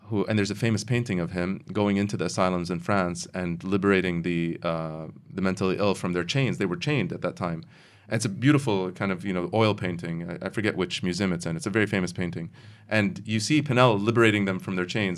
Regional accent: United States; now in Kuwait; I grew up in the United States

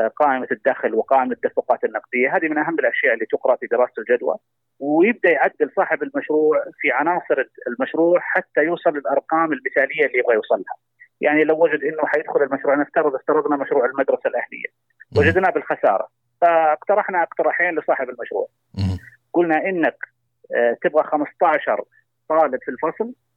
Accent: Saudi Arabia; عندنا في المملكة العربية السعودية

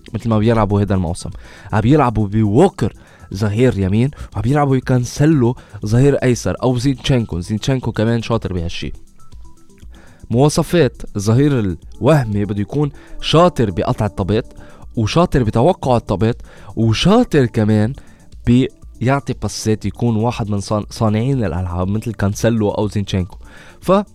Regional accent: Lebanon; نحن كلبنانية

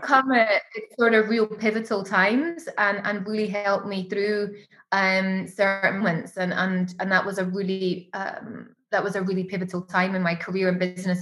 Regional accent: Edinburgh, Scotland, United Kingdom; moved away as an adult; now in Dubai, United Arab Emirates; when i go home to my hometown like i love edinburgh i love scotland

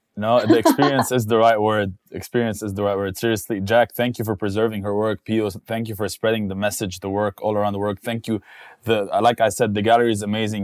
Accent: Dubai, United Arab Emirates; As someone that has lived here all his life, hung out, raised with Filipinos, played basketball

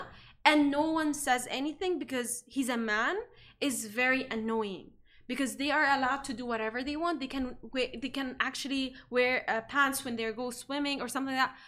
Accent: Egypt; now in Dubai, United Arab Emirates; in my home country, which is like Egypt

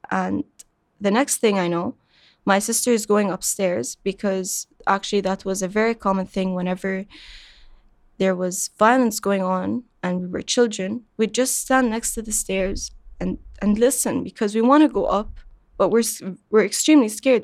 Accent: Qatar; I was born and raised in Qatar

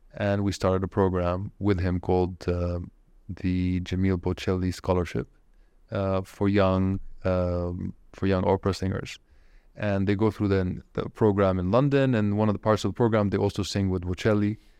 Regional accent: Saudi Arabia; moved away; also born or lived in Japan; you and I grew up in Saudi Arabia, it was a different Saudi Arabia

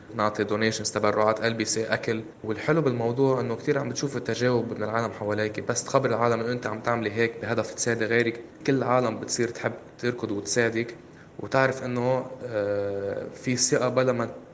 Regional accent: Lebanon; نحن كلبنانيه

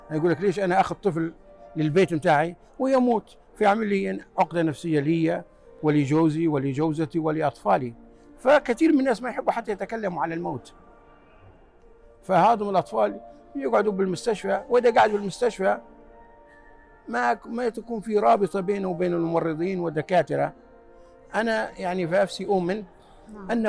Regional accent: Libya; moved away as an adult; now in United States; أنا جيت من ليبيا في من ليبيا إلى أمريكا سنة 1978 طالب درست بالجامعة في ولاية يوتا وتخرجت مهندس الإلكترونية

